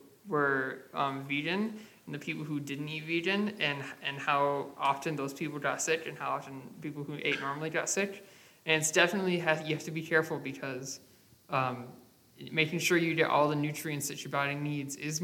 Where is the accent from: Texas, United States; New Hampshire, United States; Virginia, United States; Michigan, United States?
Michigan, United States; I'm from the Midwest